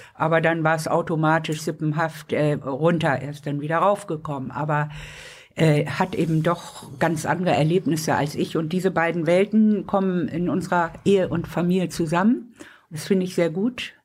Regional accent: Lübeck, Schleswig-Holstein, Germany; moved away; also born or lived in Hamburg; Ich bin in Lübeck geboren

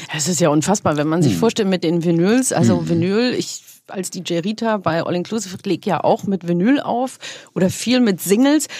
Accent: Munich, Bavaria, Germany; ich bin ja aus Bayern, München

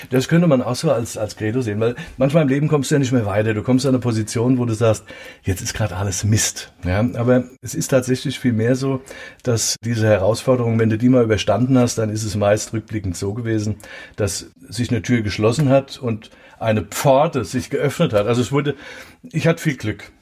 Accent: Mainz, Rhineland-Palatinate, Germany; in der Leibnizstraße, in der Mainzer Neustadt. Ich bin ein Neustadt-Bengel, ja, eine echte Mainzer.

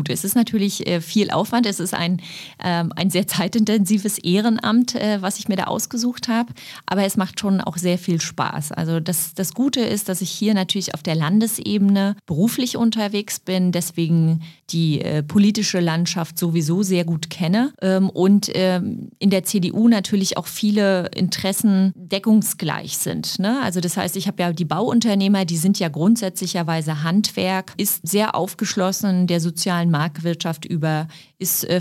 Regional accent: Berlin, Germany; Für mich ist Mitte. Ich bin im Osten groß geworden. Ich lebe im Osten.

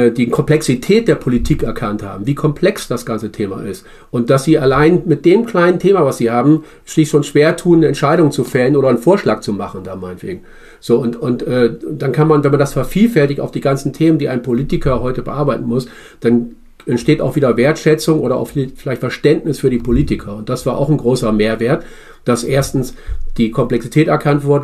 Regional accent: Bremen, Germany; ich komme aus Bremen und zu, zu Bremer Bürgerräten

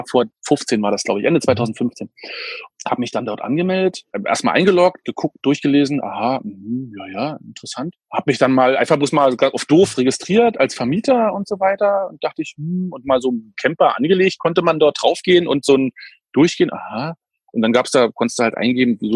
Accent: Berlin, Germany; also ich bin Berliner, wie gesagt, bin 80er Baujahr, das heißt also vor der Wende. Wir sind damals im, im Osten Berlins haben wir halt gewohnt, in Köpenick, wie gesagt.

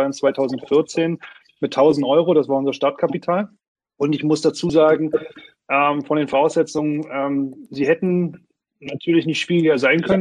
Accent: Brandenburg, Germany; born there; äh, bin 38 Jahre alt, gebürtig aus Brandenburg, ähm, habe Jura studiert an der Universität in Greifswald.

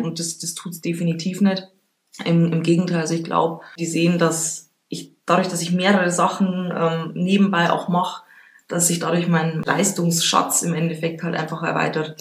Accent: Regensburg, Bavaria, Germany; gebürtige Rengsburgerin

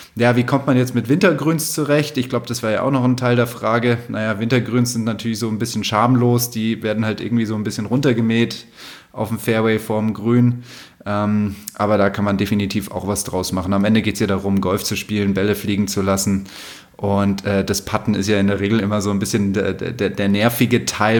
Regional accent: Munich, Bavaria, Germany; moved away; also born or lived in Rhine Plain; meine Jugend in München

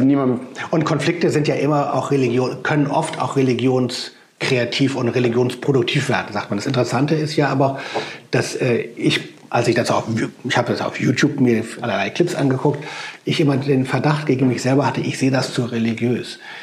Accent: Germany; als Deutscher

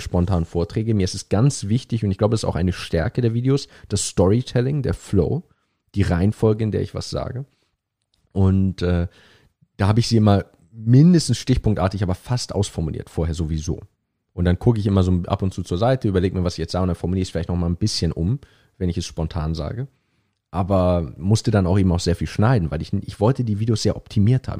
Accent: Hamburg, Germany; moved away as an adult; also born or lived in Cambridge; ich bin in Hamburg geboren, aufgewachsen, habe dann vier Jahre lang in Hamburg

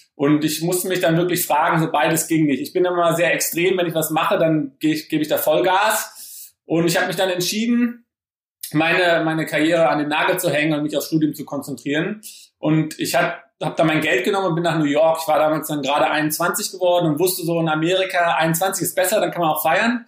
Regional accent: Frankfurt, Hesse, Germany; also born or lived in Oldenburg; Ich bin geboren in Oldenburg und ähm, meine Familie kommt aus Berlin, also eher so aus dem Norden. Und ähm, ja, bin aber dann in Frankfurt okay. Äh, später groß geworden

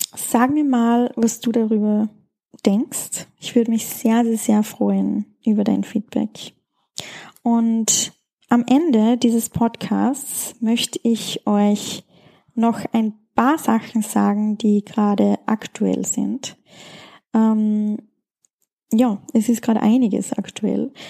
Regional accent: Schladming, Styria, Austria; weil es in meiner Heimat stattfindet, in Schladming

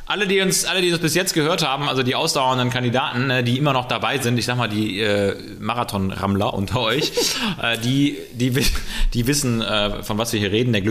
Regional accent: West Germany, Germany; Klar darf man Ossis sagen, ne? Ich bin ja auch

